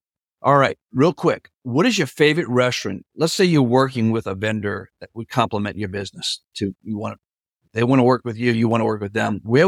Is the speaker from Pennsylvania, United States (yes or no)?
no; New Orleans, Louisiana, United States; I'm from New Orleans.